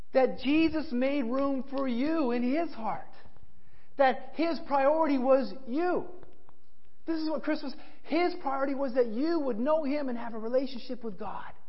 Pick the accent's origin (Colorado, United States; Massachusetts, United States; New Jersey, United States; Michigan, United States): Colorado, United States; I grew up in Colorado